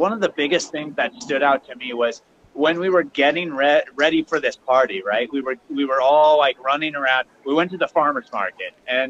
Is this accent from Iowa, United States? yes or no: yes; Ames, Iowa, United States; moved away; growing up in Ames, Iowa